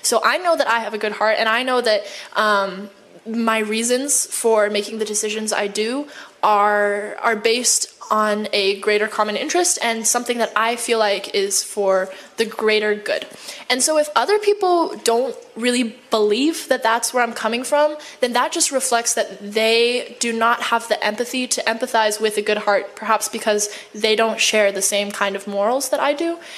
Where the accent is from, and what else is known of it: United States; also born or lived in China